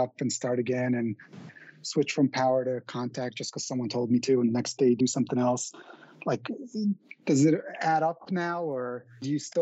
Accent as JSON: {"language": "English", "town": "New York City", "region": "New York", "country": "United States", "said": "I'm from Queens"}